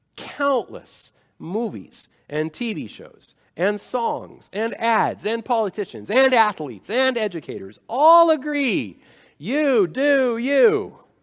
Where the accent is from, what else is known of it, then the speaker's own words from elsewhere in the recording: United States; I am an American.